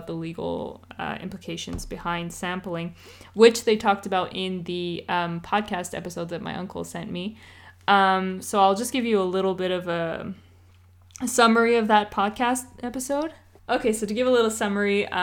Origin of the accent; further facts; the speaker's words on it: East Coast, United States; we're from the East Coast